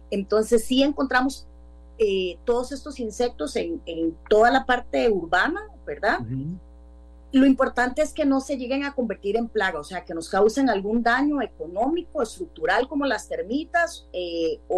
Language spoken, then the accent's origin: Spanish; Grecia, Alajuela, Costa Rica; yo soy de Grecia y tenemos truenos y relámpagos ahorita.